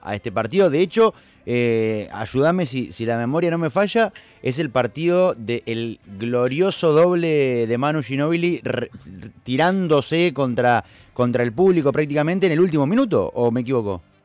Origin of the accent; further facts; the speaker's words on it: Argentina; un jugo multifrutal que somos los argentinos